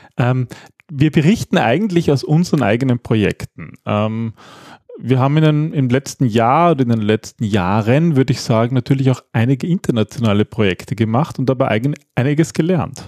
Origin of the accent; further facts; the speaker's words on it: Austria; wir Österreicher